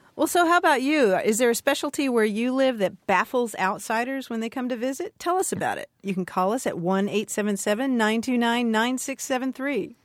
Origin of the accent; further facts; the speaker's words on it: Louisville, Kentucky, United States; moved away as an adult; I grew up in Louisville eating Benedictine sandwiches